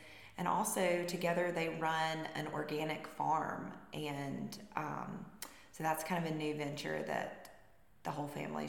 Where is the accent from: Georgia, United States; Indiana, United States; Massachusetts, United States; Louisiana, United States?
Georgia, United States; LaGrange; I was born and raised in LaGrange, had a wonderful childhood here